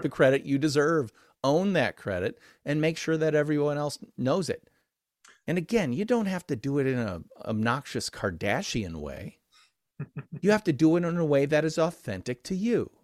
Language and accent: English; Midwestern American, United States; I'm Midwestern American